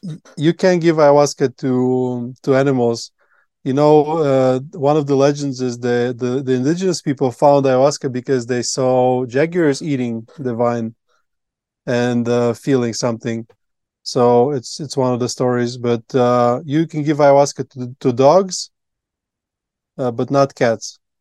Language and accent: English; Latvia; English is a second language; moved away as an adult; now in Colombia; I grew up in Latvia